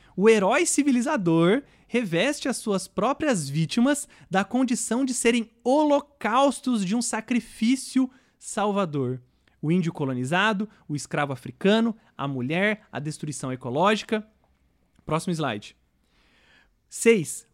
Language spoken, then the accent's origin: Portuguese; Brazil; nós, enquanto brasileiros